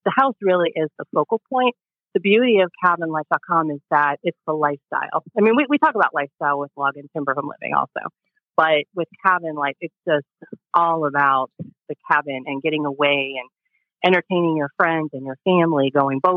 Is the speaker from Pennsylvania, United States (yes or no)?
yes; just outside of Pittsburgh, Western Pennsylvania, United States; I'm actually from Western Pennsylvania, just outside of Pittsburgh